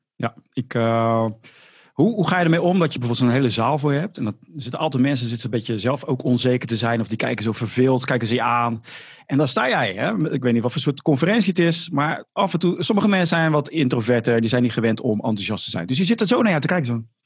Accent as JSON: {"language": "Dutch", "town": "Rotterdam", "region": "South Holland", "country": "Netherlands", "accent": "Rotterdam", "said": "dat Rotterdamse accent. Maar ik heb het gewoon"}